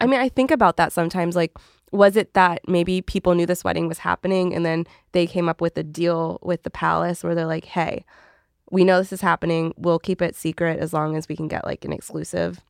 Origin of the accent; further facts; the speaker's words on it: Canada; I'm Canadian